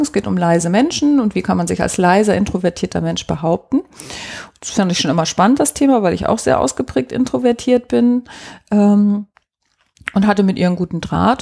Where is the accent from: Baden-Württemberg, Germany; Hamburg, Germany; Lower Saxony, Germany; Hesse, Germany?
Hamburg, Germany; ich bin in Hamburg geboren und da auch aufgewachsen